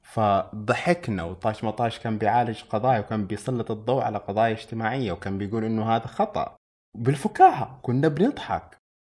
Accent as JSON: {"language": "Arabic", "country": "Saudi Arabia", "said": "عندنا في السعودية"}